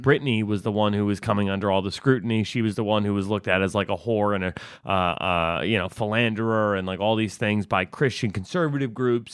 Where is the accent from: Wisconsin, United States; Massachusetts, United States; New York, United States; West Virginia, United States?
New York, United States; Westchester; Not from upstate New York. I'm from Westchester, which is a fucking, it's a, it's in the, it's in the New York City metro